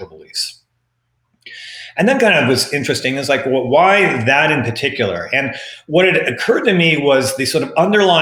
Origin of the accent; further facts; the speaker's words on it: Texas, United States; moved away; I'm from Texas and I have enough relatives back in Texas